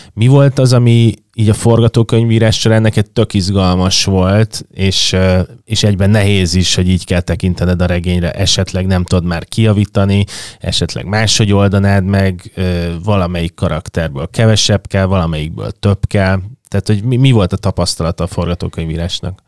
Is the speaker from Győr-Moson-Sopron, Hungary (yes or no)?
no; Budapest, Hungary